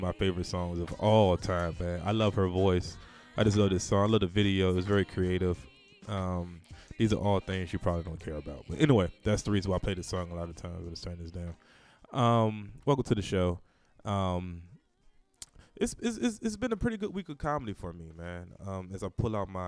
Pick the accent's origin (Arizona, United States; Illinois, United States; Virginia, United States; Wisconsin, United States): Virginia, United States; Norfolk; moved away; my hometown